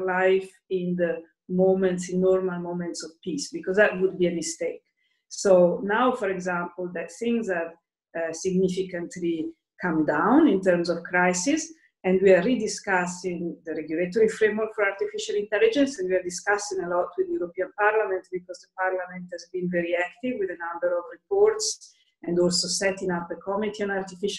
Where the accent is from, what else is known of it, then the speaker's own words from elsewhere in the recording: Lombardy, Italy; now in Brussels, Belgium; I'm Italian, so, and I'm actually from Lombardy, so I my family is in Lombardy, and I've been in Brussels